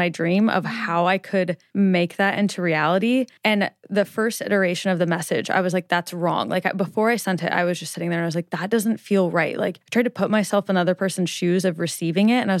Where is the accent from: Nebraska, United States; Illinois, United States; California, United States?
Nebraska, United States